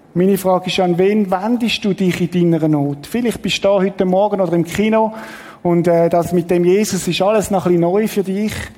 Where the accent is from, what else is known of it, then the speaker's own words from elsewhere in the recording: Switzerland; wir sind halt so als Schweizer